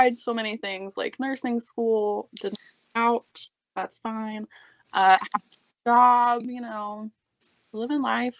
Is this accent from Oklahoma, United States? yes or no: yes; Oklahoma, United States; now in Oklahoma City, United States; I'm from Idaho, Oklahoma, a little small-ish town, back roads, you know. Currently in OKC